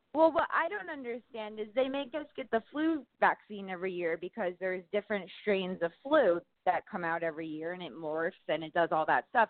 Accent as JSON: {"language": "English", "region": "New York", "country": "United States", "tie": "born or raised there", "said": "I'm born and raised in New York."}